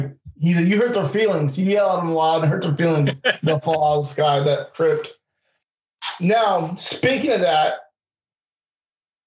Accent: West Coast, United States; I'm from the West Coast

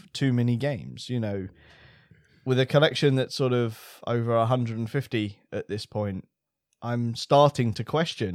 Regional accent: United Kingdom; being British

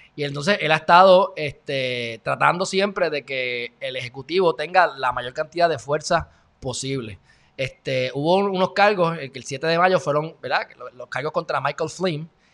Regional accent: Puerto Rico

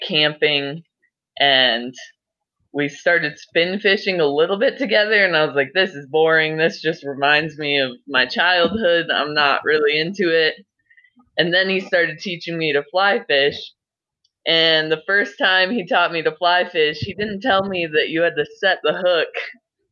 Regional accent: Durango, Colorado, United States; also born or lived in Denver, Colorado; now in Granby, United States; I was born in Denver, and there was a lot of crime around where my parents lived, so they decided to move us to Durango. And that's a very, like, Western touristy town with river next to all of my schools.

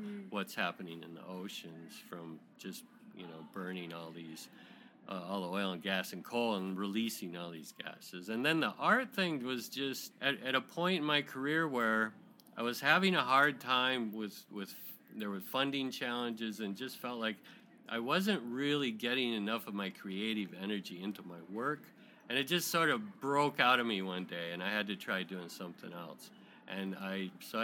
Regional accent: Michigan, United States; moved away as an adult; also born or lived in Florida; now in San Diego, United States; I grew up in Michigan, but I was born in San Diego

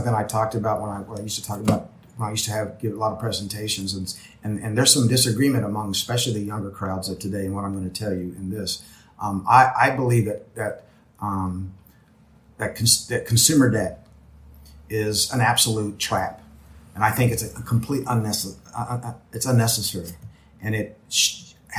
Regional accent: Springfield, Missouri, United States; my hometown, Springfield, Missouri, which is known for cashew chicken.

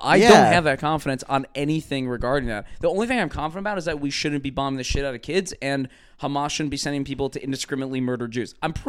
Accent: Cleveland, Ohio, United States; I'm from Cleveland.

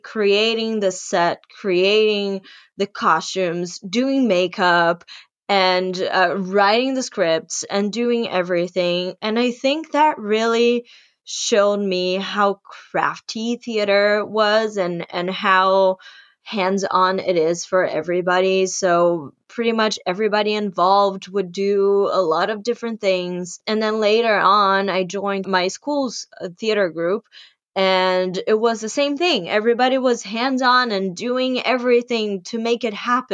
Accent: São Paulo, Brazil; English is a second language; moved away as an adult; now in New York City, United States; I went to this English school called Red Balloon in São Paulo, Brazil

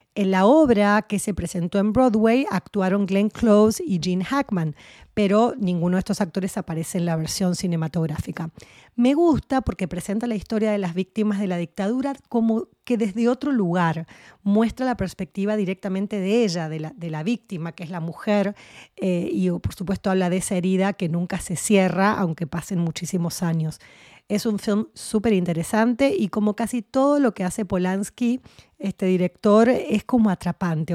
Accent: Argentina; era muy chiquitita cuando se vivió la dictadura en mi país, en Argentina

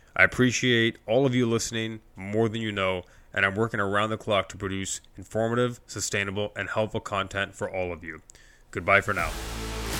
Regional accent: Scarborough, Ontario, Canada; I was born in Scarborough, Ontario, Canada

